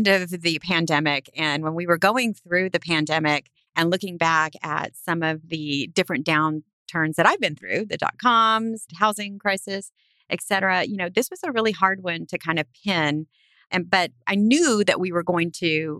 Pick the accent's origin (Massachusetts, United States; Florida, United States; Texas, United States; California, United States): Texas, United States; South; I was raised in South Texas, which is a very ag-heavy part of the state